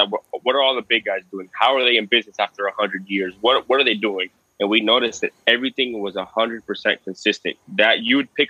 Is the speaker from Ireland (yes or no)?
no; Cuba; I'm Cuban. I stick out over there like a sore thumb